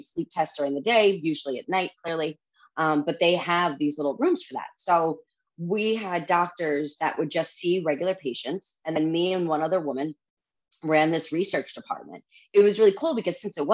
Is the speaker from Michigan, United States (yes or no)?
no; New York, United States; also born or lived in Washington, D.C.; I'm a native New Yorker